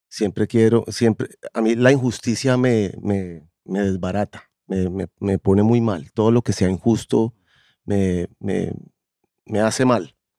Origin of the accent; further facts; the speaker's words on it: Colombia; no me gusta decir que soy colombiano